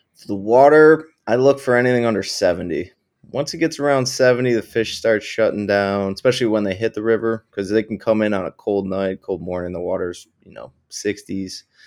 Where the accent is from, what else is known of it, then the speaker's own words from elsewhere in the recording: New York, United States; I'm from New York originally, and we have a great cold water species fishery up here